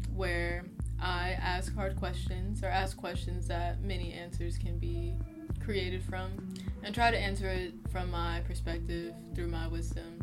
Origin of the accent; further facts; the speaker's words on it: Oakland, California, United States; I'm from Oakland, California